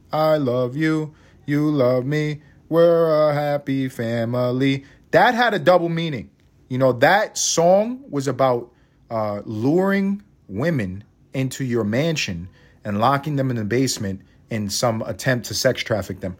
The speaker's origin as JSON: {"language": "English", "town": "New York City", "region": "New York", "country": "United States", "tie": "born or raised there", "said": "I'm from Harlem. I grew up in East Harlem"}